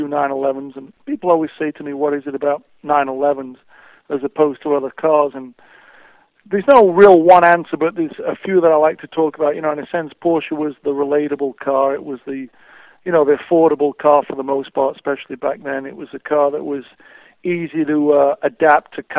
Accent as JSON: {"language": "English", "town": "Sheffield", "region": "Yorkshire and the Humber", "country": "United Kingdom", "tie": "born or raised there", "moved": "yes", "said": "I grew up in Sheffield."}